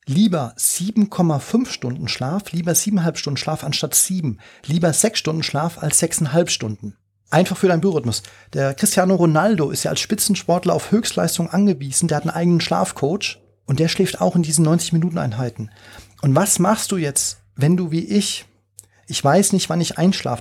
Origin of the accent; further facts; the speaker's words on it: Frankfurt, Hesse, Germany; moved away as an adult; also born or lived in China; als Frankfurter